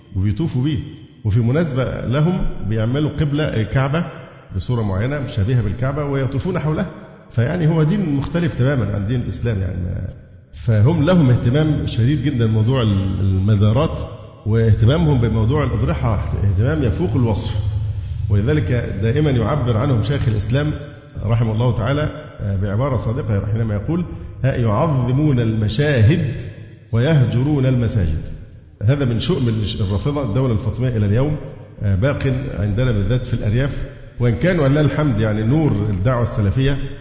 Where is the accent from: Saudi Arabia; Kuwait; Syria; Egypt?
Egypt; عندنا في مصر